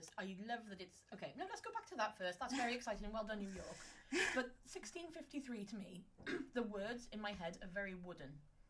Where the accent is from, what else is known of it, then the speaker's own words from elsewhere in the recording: Welsh, Wales, United Kingdom; Well, we're Welsh.